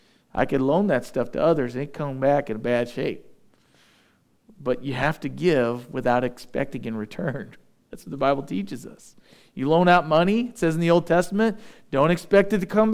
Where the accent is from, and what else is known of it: United States